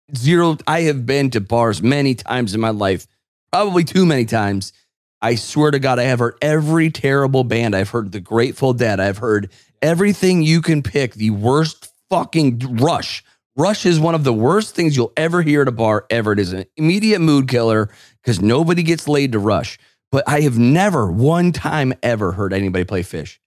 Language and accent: English; Northeast, United States; growing up in the Northeast